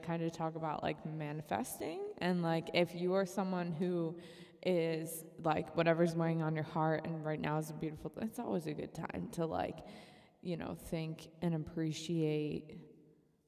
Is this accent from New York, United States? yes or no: yes; Buffalo, New York, United States; moved away; I'm from Buffalo, New York